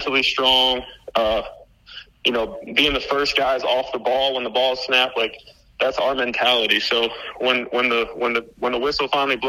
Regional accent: Toledo, Ohio, United States; now in Florida, United States; I grew up in Ohio, in Toledo, Ohio

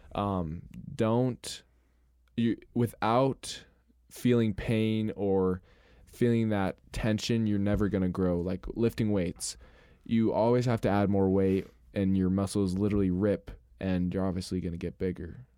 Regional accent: Rexburg, Idaho, United States; also born or lived in Montana; I was born in Rexbur-, in Idaho, in Rexburg, and then I moved to Montana for, like, six years, and then we came back

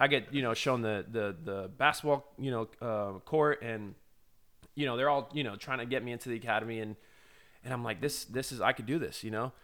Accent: Florida, United States; I'm a kid from Florida

